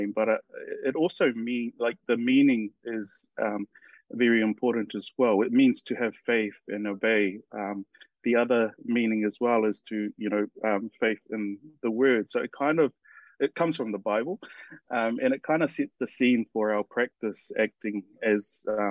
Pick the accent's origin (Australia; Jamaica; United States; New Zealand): New Zealand; Hamilton, Waikato; I was born and raised in Hamilton